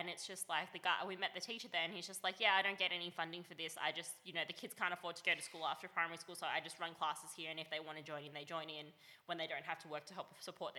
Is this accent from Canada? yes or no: no; Melbourne, Victoria, Australia; now in Sydney, Australia; I grew up in Melbourne